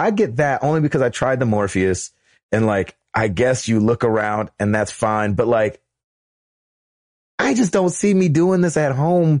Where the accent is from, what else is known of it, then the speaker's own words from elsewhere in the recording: Houston, Texas, United States; now in Illinois, United States; because of where I grew up, it'd have to be Six Flags Astro World back in Houston, Texas. Problem is, back in 2009, I went back to visit. I currently live in Illinois